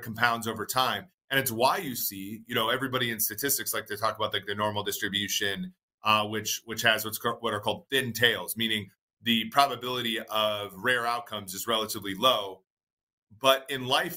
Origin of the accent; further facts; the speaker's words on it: Minnesota, United States; moved away as an adult; also born or lived in Nebraska; I grew up in Minnesota